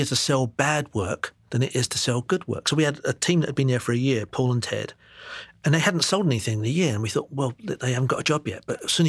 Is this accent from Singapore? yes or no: yes; Singapore; born there; I was born in Singapore. Yeah. I've got relatives out there.